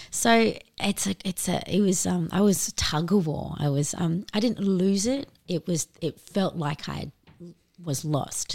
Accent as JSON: {"language": "English", "town": "Darwin", "region": "Northern Territory", "country": "Australia", "tie": "born or raised there", "said": "we were both born and bred in Darwin"}